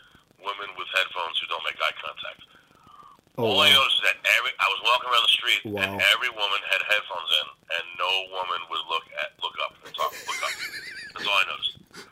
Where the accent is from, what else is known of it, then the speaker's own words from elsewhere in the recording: New York, United States; New Yorkers are a little more direct and honest, but it doesn't mean we're rude